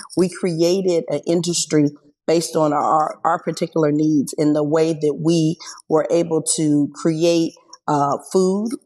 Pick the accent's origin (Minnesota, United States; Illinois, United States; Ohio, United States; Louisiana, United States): Illinois, United States; Springfield; I'm in Springfield. I was born and raised in Springfield.